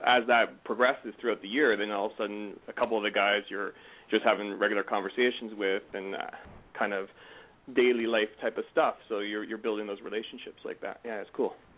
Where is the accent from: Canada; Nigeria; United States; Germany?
Canada; I'm a Canadian